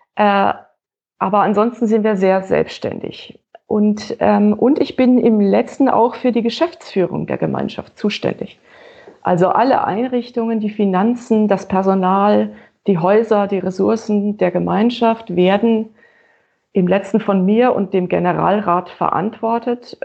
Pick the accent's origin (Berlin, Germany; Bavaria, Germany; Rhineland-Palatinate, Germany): Bavaria, Germany; Franconia; Als Fränkin